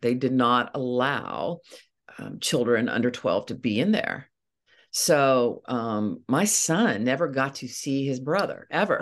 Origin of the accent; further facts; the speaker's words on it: Eastern Ohio, United States; moved away as an adult; now in Wheeling, West Virginia, United States; I grew up in Eastern Ohio